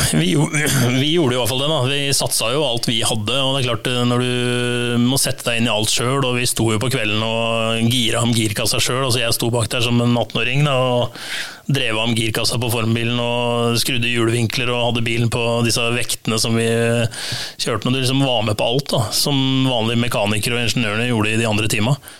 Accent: Lørenskog, Akershus, Norway; jeg er fra Lørenskog

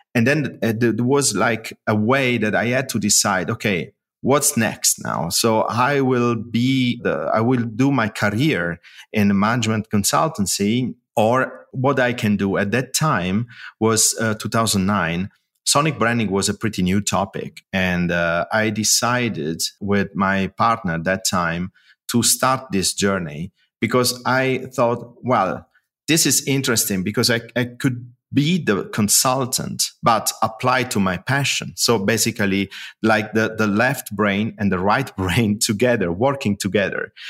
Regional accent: Italy; moved away as an adult; now in Germany; I moved after the university from Italy to, to Germany to start working

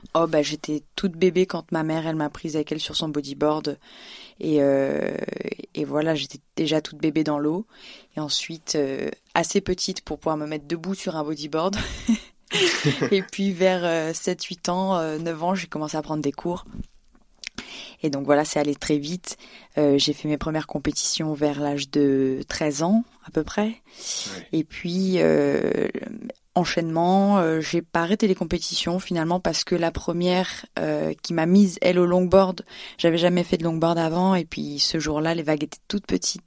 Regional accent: Réunion; moved away as an adult; also born or lived in Le Port, Réunion / Basque Country, France; now in Paris, France; j'ai grandi à La Réunion où j'ai appris à surfer et faire de la musique là-bas aussi

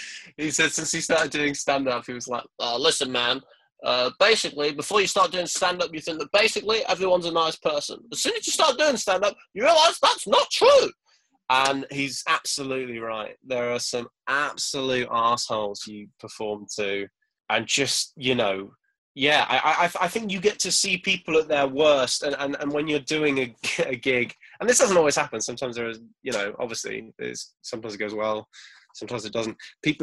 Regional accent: Crewe, North West England, United Kingdom; born there; I was born in Crewe, which I don't know if you know, but it's nearish Manchester. And no one believes that, because obviously I don't really sound like I'm from there.

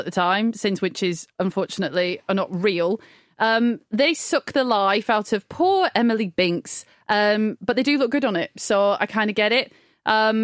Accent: Blackburn, North West England, United Kingdom; I grew up in Blackburn under the shadow, I'm going to be poetic, of Pendle Hill

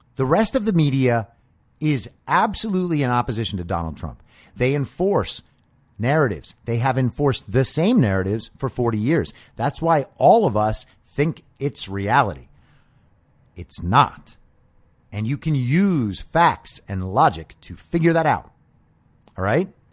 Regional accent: New York, United States; when I was growing up in New York

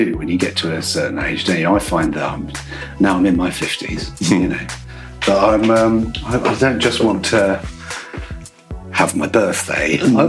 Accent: Newcastle upon Tyne, North East England, United Kingdom; moved away as an adult; I grew up in Northumberland and grew up in, you know, near Newcastle

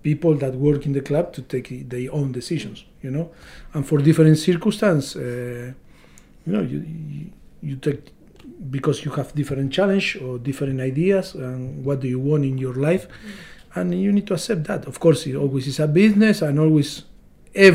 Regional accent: Argentina; English is a second language; moved away as an adult; now in England, United Kingdom; we came from Europe, or me from Argentina

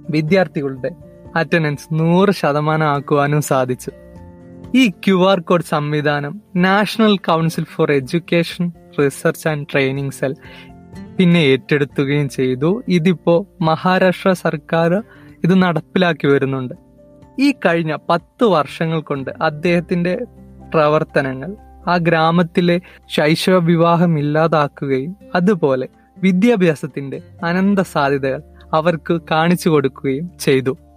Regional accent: Wayanad, Kerala, India; ഒരു വയനാട്ടുകാരനാണ്

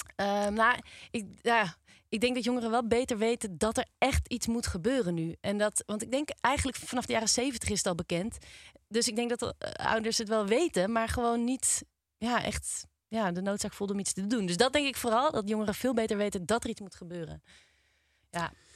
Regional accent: Nigtevecht, Utrecht, Netherlands; ik kom eigenlijk niet uit Amsterdam, maar ik kom uit Nichtvecht.

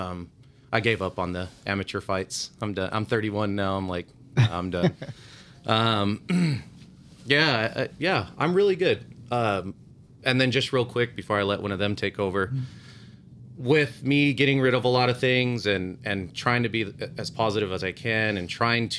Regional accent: San Bernardino, California, United States; run with that San Bernardino rep where we're from.

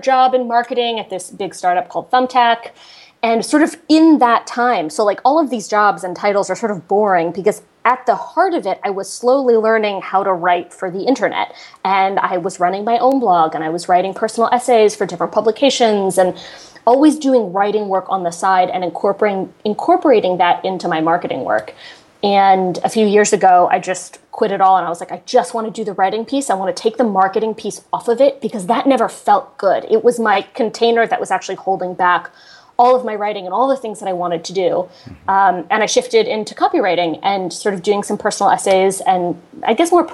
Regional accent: Connecticut, United States; moved away; I'm from Connecticut

